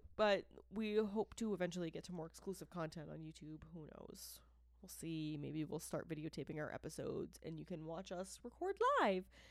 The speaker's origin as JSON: {"language": "English", "region": "Massachusetts", "country": "United States", "accent": "Boston", "said": "I'm from Massachusetts, and I'm sorry. Um, I'm not sorry, but I'm sorry for the accent"}